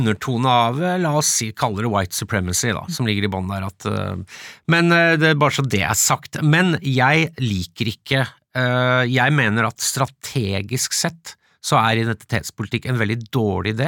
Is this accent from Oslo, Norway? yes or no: no; Follo, Akershus, Norway; jeg vokste opp i Follo